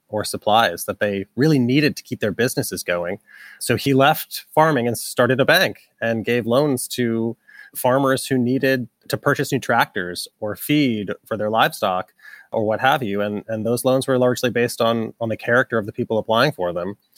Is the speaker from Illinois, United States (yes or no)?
no; Massachusetts, United States; moved away as an adult; also born or lived in New York; now in Brooklyn, United States; we're both from Massachusetts, but we consider ourselves New Yorkers, having been here ten plus years